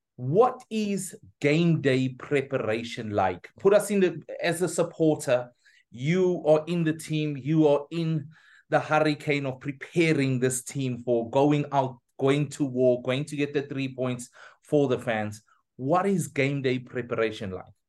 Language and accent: English; Pietermaritzburg, KwaZulu-Natal, South Africa; I'm from Pietermaritzburg